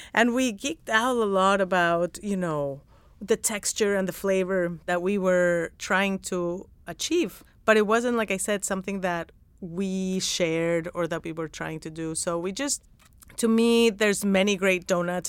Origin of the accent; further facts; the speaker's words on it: Mexico; moved away; I didn't grow up going to donut shops 'cause I'm from Mexico